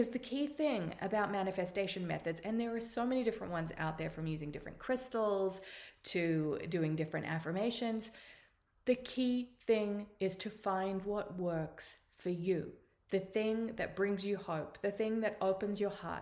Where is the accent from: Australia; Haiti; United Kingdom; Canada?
Australia; accent: Australian; now in United States; You can tell by my accent that I'm Australian, but I now live in the United States